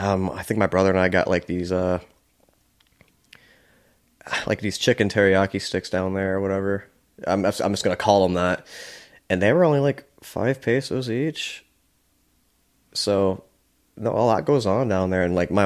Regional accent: Philippines; dude, I'm Filipino. I just look like I speak Spanish.

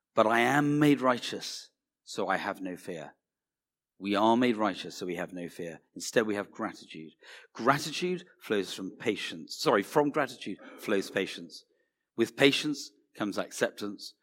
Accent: United Kingdom

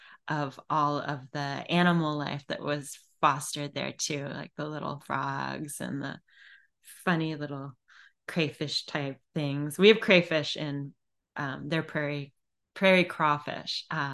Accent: Illinois, United States; now in Virginia Beach, United States; when I was a little kid, I grew up in the Driftless region of Illinois.

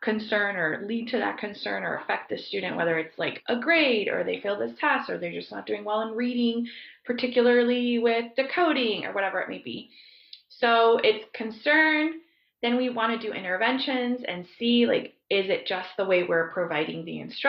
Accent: Broward County, Southeast Florida, United States; moved away as an adult; also born or lived in Colombia; now in Ohio, United States; I grew up in Southeast Florida. I grew up in Broward County

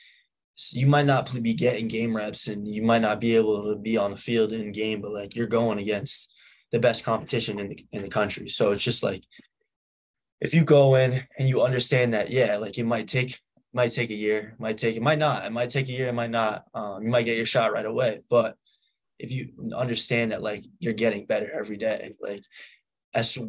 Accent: Massachusetts, United States; also born or lived in New Hampshire; I lived in New Hampshire till I was 4, and then I moved to Massachusetts

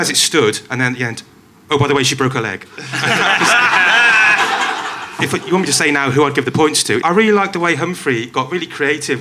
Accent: Wales, United Kingdom; I'm Welsh

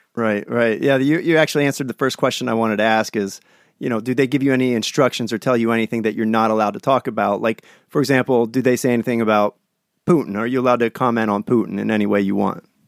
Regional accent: Pennsylvania, United States; out of Pennsylvania, my hometown

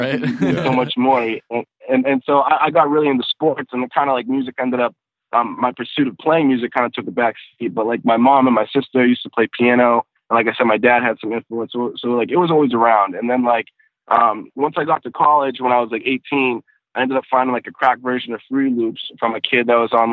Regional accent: North Shore, north of Boston, Massachusetts, United States; I'm a little bit north of Boston. I grew up on the North Shore, which is about, like, 20, 30 minutes or so, like, north of Boston

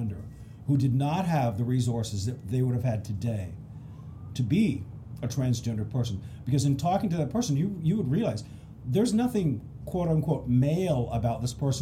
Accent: Pacific Northwest, United States; I'm from the Pacific Northwest.

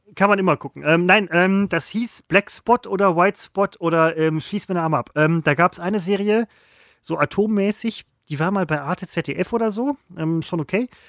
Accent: West Germany, Germany; also born or lived in Falkensee, Brandenburg; Ja, ich bin ein Wessi

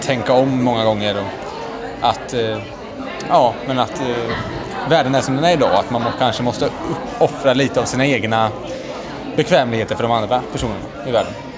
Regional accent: Sweden; oss som välmående svenskar

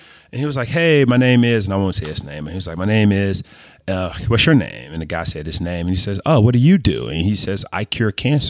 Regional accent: Meridian, Mississippi, United States; born there; Oh, man. So I was born in Meridian, Mississippi.

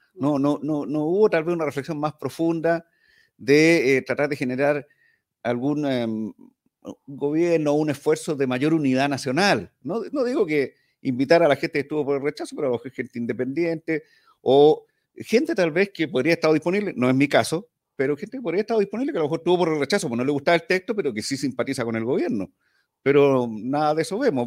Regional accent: Valparaíso, Chile; en Valparaíso, yo soy porteño

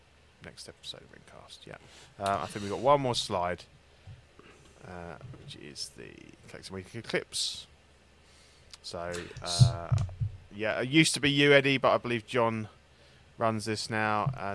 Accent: Canada; Being Canadian, I know he's on the French side

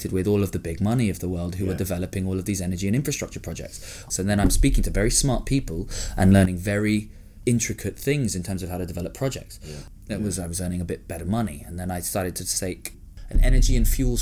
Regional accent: Hong Kong; moved away; I grew up in Hong Kong, which was cool, massively, again, privileged.

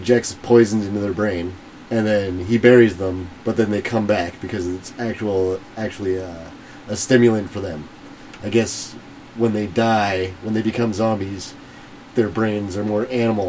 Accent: Canada; We're Canadian.

